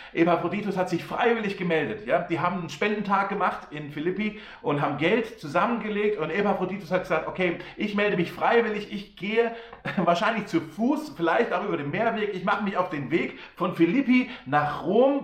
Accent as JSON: {"language": "German", "country": "Germany", "said": "Wir Deutsche"}